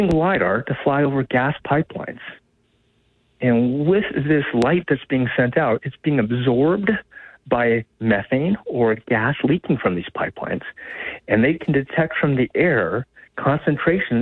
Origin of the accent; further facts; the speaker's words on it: Missoula, Montana, United States; I was born and raised in Missoula and came over to MSU